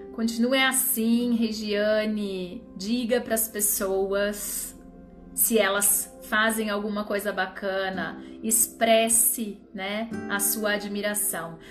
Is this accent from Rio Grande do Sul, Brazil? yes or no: yes; Rio Grande do Sul, Brazil; o Rio Grande do Sul, minha terra